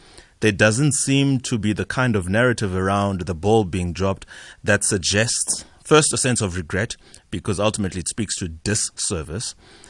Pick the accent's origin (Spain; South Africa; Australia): South Africa; How should I, as a South African, feel about that?